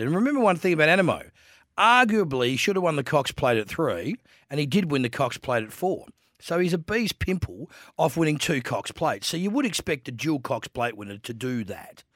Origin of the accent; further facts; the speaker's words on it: Adelaide, South Australia, Australia; I'm a boy from Adelaide